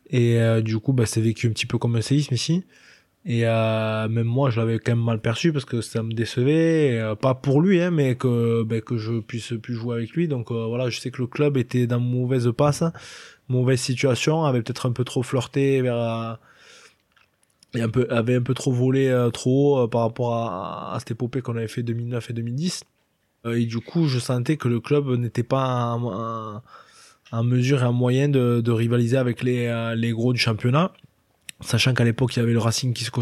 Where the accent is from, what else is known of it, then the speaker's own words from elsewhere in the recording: France; On est on est français, et on restera français, donc on s'adapte et on se met au niveau des autres équipes.